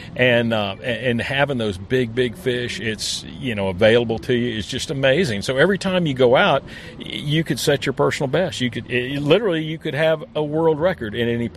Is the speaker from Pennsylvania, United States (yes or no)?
no; Florida, United States; born and raised in Florida